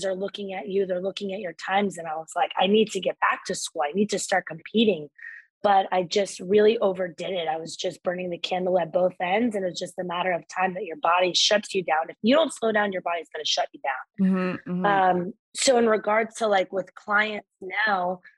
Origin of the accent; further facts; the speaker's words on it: Northern New Jersey, United States; I grew up in Northern New Jersey